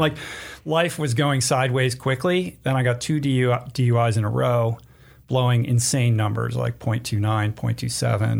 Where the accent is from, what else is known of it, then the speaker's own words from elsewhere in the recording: East Coast, United States; moved away as an adult; growing up on the East Coast